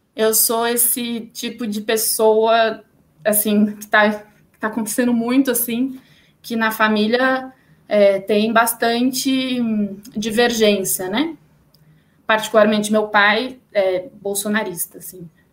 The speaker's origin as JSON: {"language": "Portuguese", "region": "São Paulo", "country": "Brazil", "tie": "born or raised there", "said": "sou aqui de São Paulo, né? Sou nascida, criada, enfim, paulistana"}